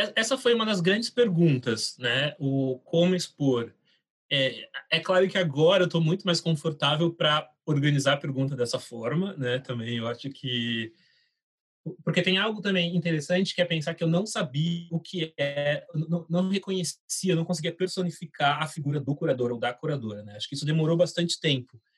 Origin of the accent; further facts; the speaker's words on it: Taboão da Serra, São Paulo, Brazil; Eu nasci em São Paulo, cresci em Taboão da Serra, que é onde meus pais vivem até hoje